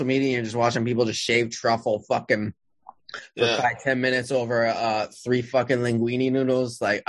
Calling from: New Haven, Connecticut, United States; I'm in Connecticut, New Haven, you know, Frank Pepe, Sally's.

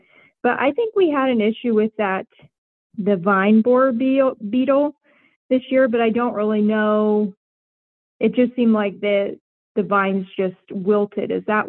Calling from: Pennsylvania, United States; I'm from Pennsylvania.

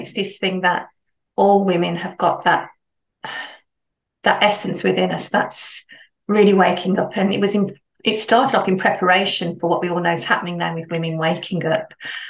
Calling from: Solihull, West Midlands, United Kingdom; I'm based in the Midlands, so Solihull. It's not far from Stratford, Warwick, right in the centre of the UK.

